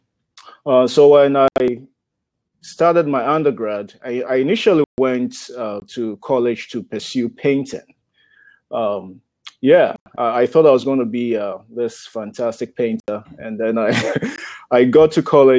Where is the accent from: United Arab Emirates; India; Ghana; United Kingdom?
Ghana; moved away as an adult; now in United States; grew up in Ghana. Ghana is a country in the west coast of Africa.